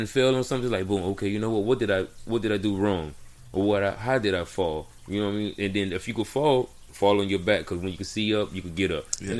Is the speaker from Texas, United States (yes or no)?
no; Miami, Florida, United States; I'm not from here. So I'm from Miami.